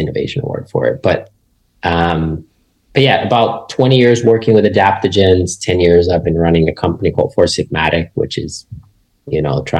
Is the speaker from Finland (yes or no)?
yes; Finland; I grew up in Finland, which is a small country in Northern Europe.